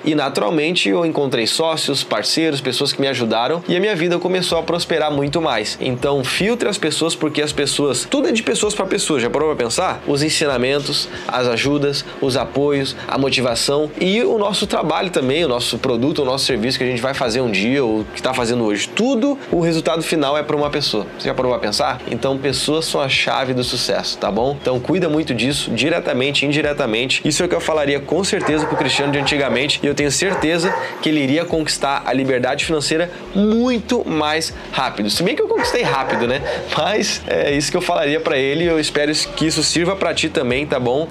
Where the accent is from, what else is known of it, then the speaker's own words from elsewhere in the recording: Porto Alegre, Rio Grande do Sul, Brazil; moved away as an adult; also born or lived in São Paulo; now in Florianópolis, Brazil; Eu sou gaúcho de Porto Alegre aqui, mas eu já morei em São Paulo, já morei, né? Tô morando hoje em Florianópolis